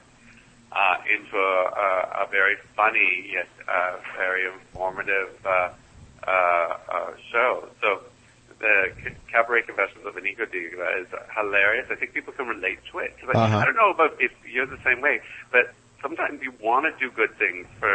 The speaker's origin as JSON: {"language": "English", "town": "Vancouver", "region": "British Columbia", "country": "Canada", "said": "I'm from Vancouver, of course, so we're near a rainforest there."}